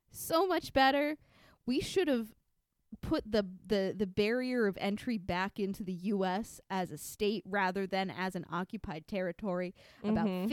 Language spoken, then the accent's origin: English; Midwest, United States; I'm from the Midwest.